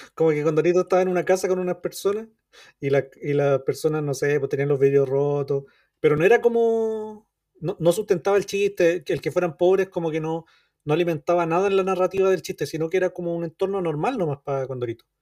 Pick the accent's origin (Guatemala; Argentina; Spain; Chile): Chile; uno como chileno, como niño chileno que iba a la playa, que, leyó miles y miles de condoritos